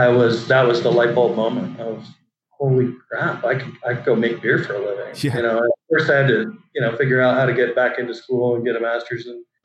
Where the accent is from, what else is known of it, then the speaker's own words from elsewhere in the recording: Bay Area, California, United States; I grew up in the Bay Area